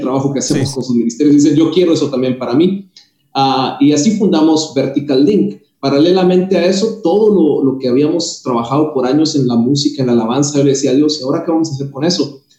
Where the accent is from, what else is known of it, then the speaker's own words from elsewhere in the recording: Guatemala; moved away as an adult; now in Miami, United States; Soy originario de Guatemala